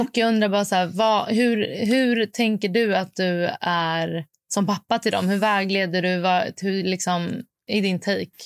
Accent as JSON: {"language": "Swedish", "town": "Stockholm", "region": "Stockholm County", "country": "Sweden", "said": "jag är från Stockholm"}